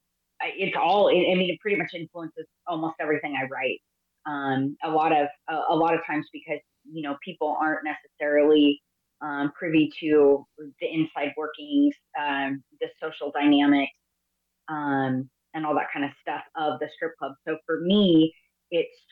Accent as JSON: {"language": "English", "region": "California", "country": "United States", "said": "I'm from California"}